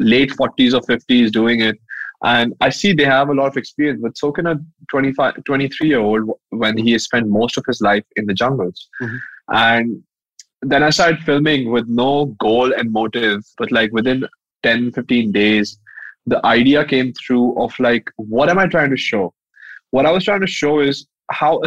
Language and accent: English; Madhya Pradesh and Chhattisgarh, central India, India; I grew up in Central India